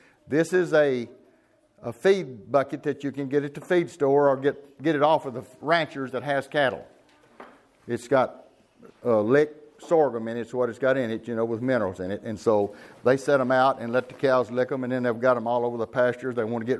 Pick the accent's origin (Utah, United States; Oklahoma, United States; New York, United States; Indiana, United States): Oklahoma, United States; Kingston; Okay, well … from Kingston, Oklahoma. We're in the greenhouse business for 54 years.